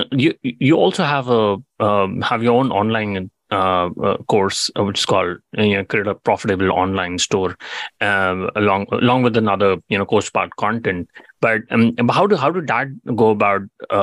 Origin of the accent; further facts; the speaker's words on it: India; you know, I'm Indian. I'd love to see a lot of manufacturing companies, you know, doing better over there.